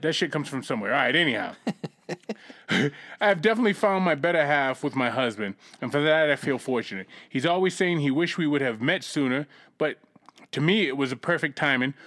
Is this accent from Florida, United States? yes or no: no; Boston, Massachusetts, United States; moved away; also born or lived in California; I grew up in Roxbury, Massachusetts.